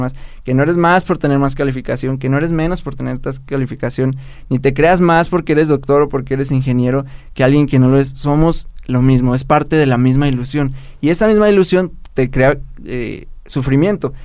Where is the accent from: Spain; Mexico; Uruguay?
Mexico; soy mexicano, así en México, amo México